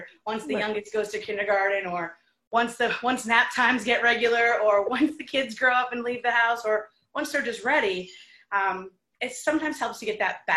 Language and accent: English; New York, United States; now in Detroit, United States; as a New Yorker